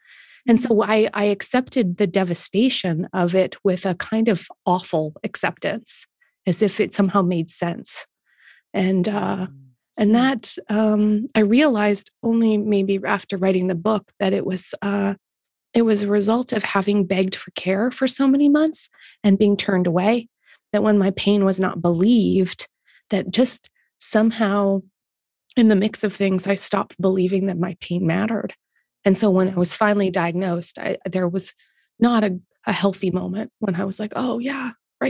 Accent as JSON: {"language": "English", "country": "Canada", "said": "I accept as a Canadian"}